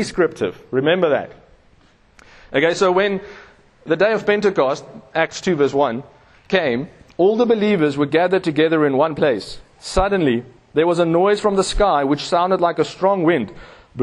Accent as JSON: {"language": "English", "town": "Pretoria", "region": "Gauteng", "country": "South Africa", "said": "I come from Pretoria, we ride in Webers."}